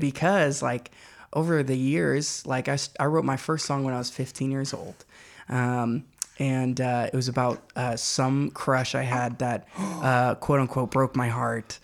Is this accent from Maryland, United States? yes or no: no; Louisville, Kentucky, United States; moved away as an adult; now in Knoxville, United States; I'm from Louisville, Kentucky, which is where I uh, spent the first 18 years of my life.